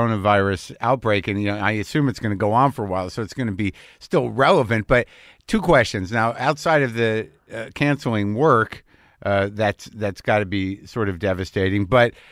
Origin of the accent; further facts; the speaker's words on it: New Mexico, United States; grew up in New Mexico, so I'm next to Texas